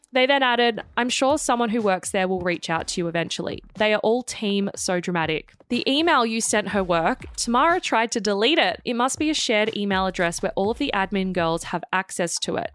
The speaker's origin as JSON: {"language": "English", "town": "Sydney", "region": "New South Wales", "country": "Australia", "tie": "born or raised there", "said": "I grew up in Maroubra"}